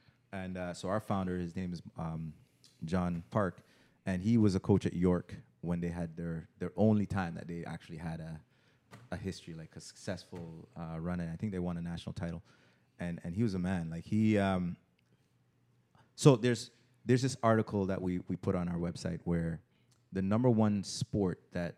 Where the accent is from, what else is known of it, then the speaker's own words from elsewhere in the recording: Jamaica; now in Canada; Because, for example, a guy like myself, like yeah, I landed when I came from Jamaica. I landed at Vaughan and Oakwood.